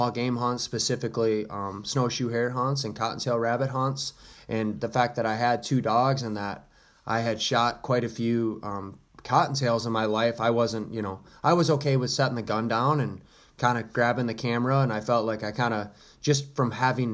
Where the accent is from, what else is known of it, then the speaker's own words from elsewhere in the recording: Holland, Michigan, United States; I was born in Southwest Michigan, Holland, Michigan area